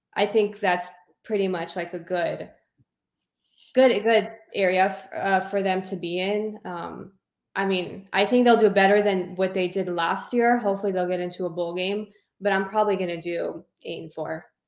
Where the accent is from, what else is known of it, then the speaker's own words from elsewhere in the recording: Southern California, United States; I grew up in Southern California